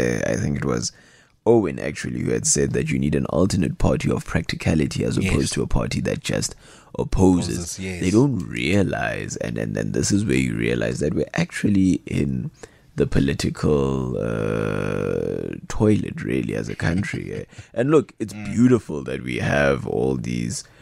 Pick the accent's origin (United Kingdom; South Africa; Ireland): South Africa; as a South African citizenry